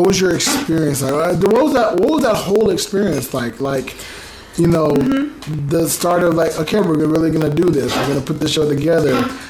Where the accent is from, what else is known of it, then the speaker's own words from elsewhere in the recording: United States; moved away; I'm American